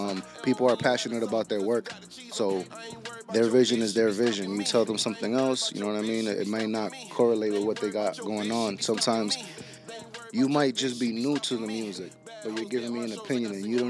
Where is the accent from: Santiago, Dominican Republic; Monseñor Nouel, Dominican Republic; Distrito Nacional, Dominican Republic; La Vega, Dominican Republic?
Monseñor Nouel, Dominican Republic; Bonao; moved away; I'm from Bonao.